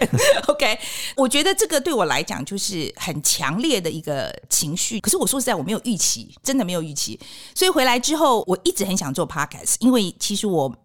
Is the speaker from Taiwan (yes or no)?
yes; Taiwan; moved away as an adult; also born or lived in United States; 我们就可以从美国搬到台湾来